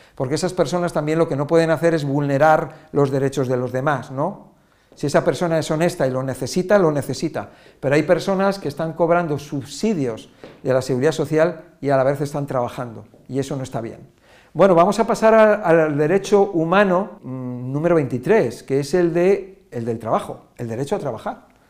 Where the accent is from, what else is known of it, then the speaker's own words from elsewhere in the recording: Spain; Yo soy español